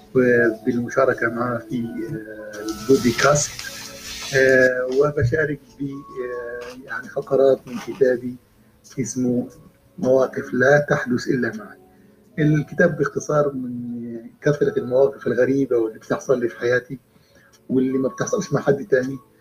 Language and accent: Arabic; Sohag, Sohag Governorate, Egypt; في مصر او في بلدي سوهاج